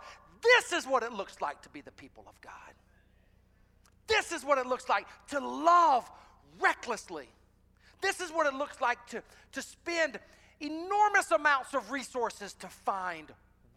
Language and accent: English; South Carolina, United States; I'm from South Carolina